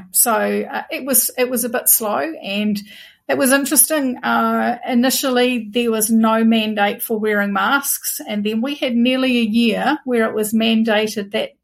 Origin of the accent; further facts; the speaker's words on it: Waitara, Taranaki, New Zealand; So I live in a town called Waitara in Taranaki, and I have lived only ever in three houses. I've only ever lived in the same town. I lived in a house I grew up